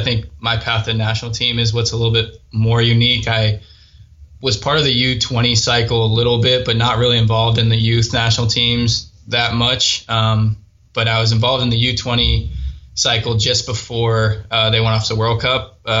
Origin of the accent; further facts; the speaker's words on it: Seattle, Washington, United States; I grew up in Seattle